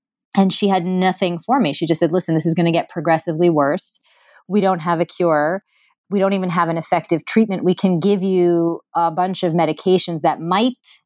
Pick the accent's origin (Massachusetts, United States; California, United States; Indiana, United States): Massachusetts, United States; Newton; I grew up in Newton, Massachusetts